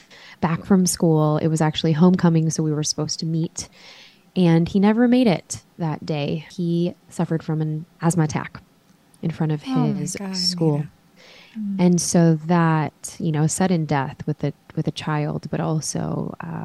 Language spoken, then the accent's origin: English; Chicago, Illinois, United States; we grew up in Chicago